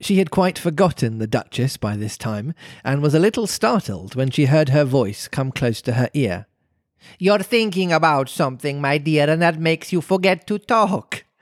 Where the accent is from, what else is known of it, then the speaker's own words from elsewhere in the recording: Birmingham, West Midlands, United Kingdom; accent: Brummy; my Brummy accent